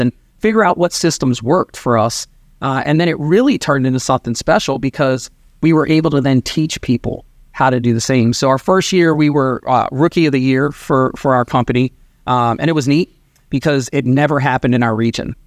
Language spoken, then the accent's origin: English; Maryland, United States; also born or lived in New York / Sarasota, Florida; born in New York. I grew up in Maryland